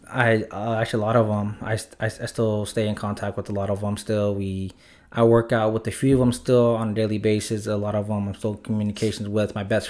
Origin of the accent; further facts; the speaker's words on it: Los Angeles, California, United States; also born or lived in Highland Park, Los Angeles; I was actually born in LA, specifically Sylmar area. So I'm from the Valley, the San Fernando Valley. So I grew up for the first half of my life in Sylmar. And then the second half, we moved in with my grandma in Highland Park. So I kind of claim both of those.